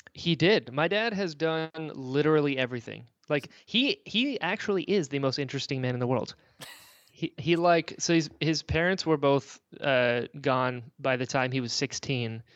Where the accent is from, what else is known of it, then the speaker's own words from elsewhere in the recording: Florida, United States; also born or lived in North Carolina; we moved down to Florida when I was, like, six